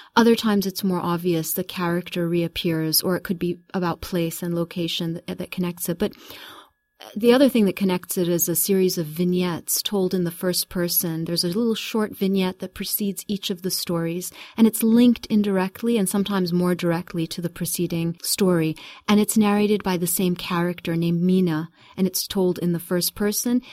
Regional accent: Kuwait; also born or lived in United Kingdom / United States; I was born in Kuwait in nineteen seventy, so I'm gonna give my, give my age away. And I was very young when my parents left Kuwait. We lived in, uh, a, a brief time in the U K and then in the U S for the first six years. I came back to Kuwait in nineteen seventy-six.

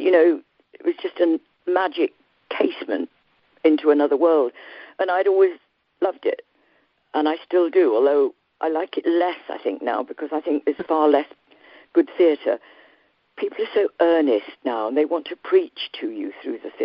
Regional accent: Yorkshire and the Humber, United Kingdom; I come from Yorkshire and was born not too far from Wuthering Heights.

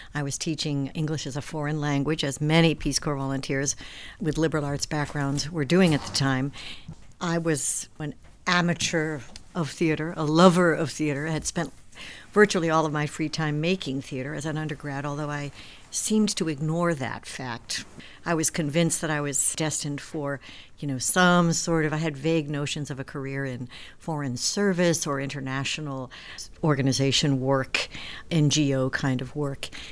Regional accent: New York, United States; I'm a New Yorker

